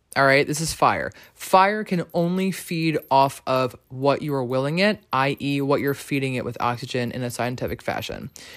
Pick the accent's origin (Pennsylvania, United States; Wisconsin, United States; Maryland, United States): Maryland, United States; from Maryland like myself